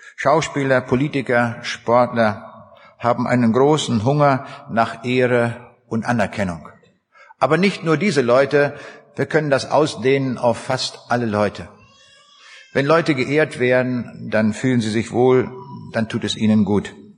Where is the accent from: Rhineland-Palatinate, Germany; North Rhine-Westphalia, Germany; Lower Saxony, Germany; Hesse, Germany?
Lower Saxony, Germany; Braunschweig; Ich komme aus der Stadt Braunschweig